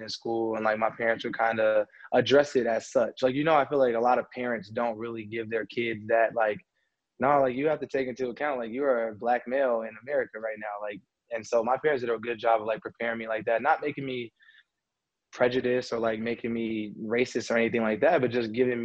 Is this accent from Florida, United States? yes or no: no; Las Vegas, Nevada, United States; moved away as an adult; also born or lived in Oregon; I'm from Vegas, so, like, nobody makes it out of here